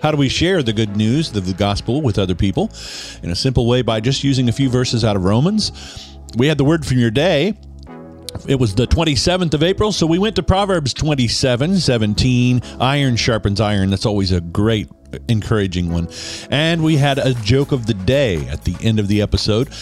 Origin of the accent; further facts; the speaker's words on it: Western Kansas, United States; as a kid growing up in Western Kansas